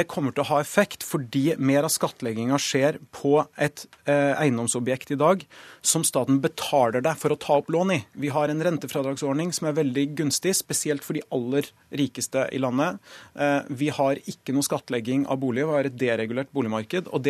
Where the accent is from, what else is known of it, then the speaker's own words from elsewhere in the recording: Oslo, Norway; Altså, forskjellen i gjennomsnittlig levealder for menn mellom Torshov, der jeg er fra, og vinneren er mer enn ti år.